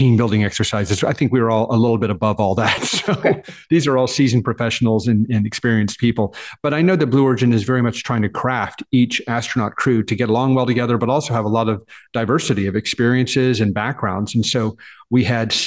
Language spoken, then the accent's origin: English; Dallas, Texas, United States; I was born and raised in Dallas, in Texas